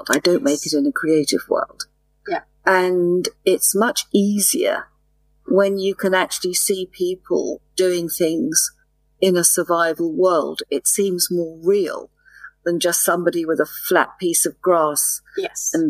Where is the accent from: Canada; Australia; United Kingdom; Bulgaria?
United Kingdom; England; as you know, I'm English, but I speak very clear what they call international English.